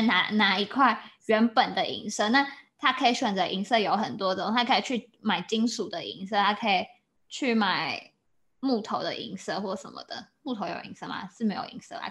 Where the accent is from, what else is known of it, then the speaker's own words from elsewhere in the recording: Taiwan; moved away; 我也是台湾人